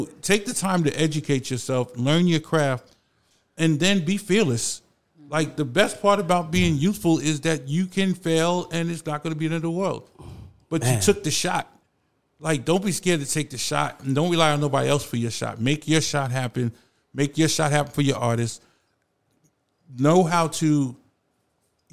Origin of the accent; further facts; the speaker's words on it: New York City, New York, United States; I literally grew up on Cedric where hip hop started